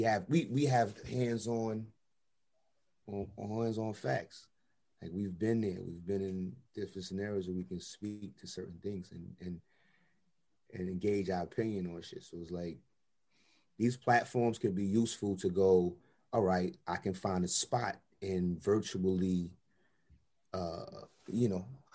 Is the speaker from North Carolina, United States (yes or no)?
no; New York City, New York, United States; I'm from Brownsville.